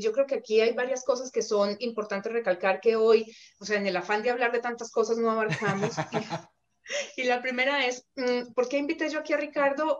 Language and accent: Spanish; Colombia; now in Canada; en Colombia decimos a tiro de piedra